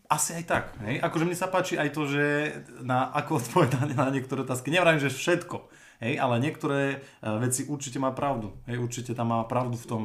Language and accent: Slovak; Hriňová, Banská Bystrica Region, Slovakia; pochádzam z Riňovej